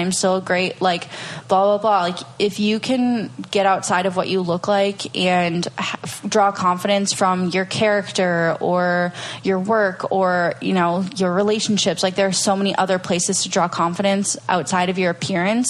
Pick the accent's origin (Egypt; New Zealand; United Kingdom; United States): United States; Minnesota; moved away as an adult; also born or lived in Venice Beach, California; now in Austin, United States; I'm originally from Minnesota